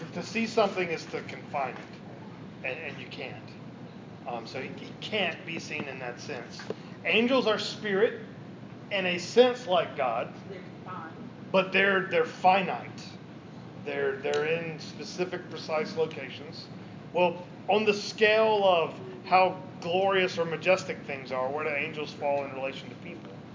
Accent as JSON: {"language": "English", "region": "the South", "country": "United States", "said": "In the South, are even worse because we can't do the you, you thing. Like, we have to say y'all."}